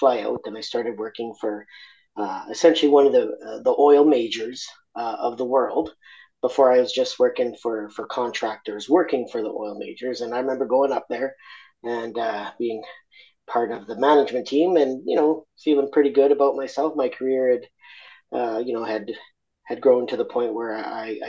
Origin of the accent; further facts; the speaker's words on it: Argentina; now in Australia; I'm originally from Argentina